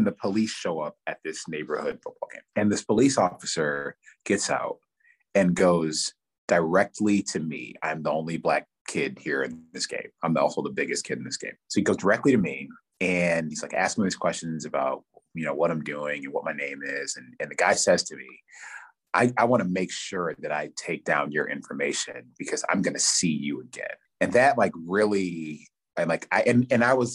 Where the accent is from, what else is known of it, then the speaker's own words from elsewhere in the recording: Farmington, Michigan, United States; also born or lived in Detroit, Michigan; I was born in Detroit, and then my family moved to Farmington, which is a suburb, northwest suburb of Detroit, when I was 8 and a half.